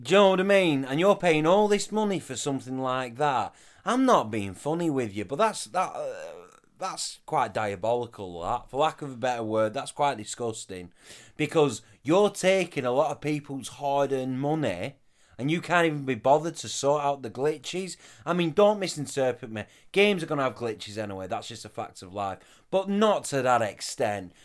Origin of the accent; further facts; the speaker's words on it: the north of England, United Kingdom; accent: northern; my northern accent